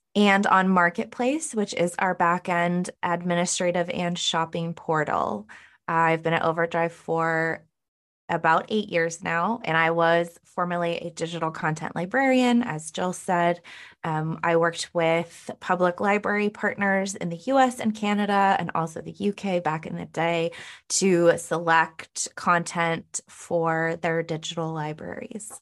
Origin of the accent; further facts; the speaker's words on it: Northern California, United States; moved away as an adult; now in Cleveland, United States; I'm originally from Northern California, but I do now live in Cleveland, Ohio.